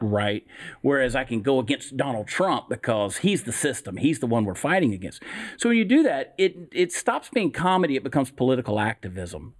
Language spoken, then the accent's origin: English; Georgia, United States; now in Texas, United States; I grew up in the South. I grew up in Georgia. I live in Texas now.